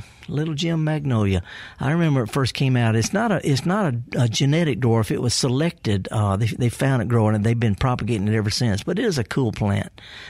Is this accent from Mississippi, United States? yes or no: yes; Indianola, Mississippi, United States; Do you know I'm from Indianola? Yes. Born and raised.